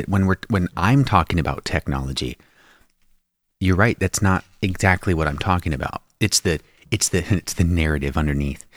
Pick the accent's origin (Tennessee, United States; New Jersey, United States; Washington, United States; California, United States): Washington, United States; Spokane Valley; where I grew up in the Spokane Valley in Washington State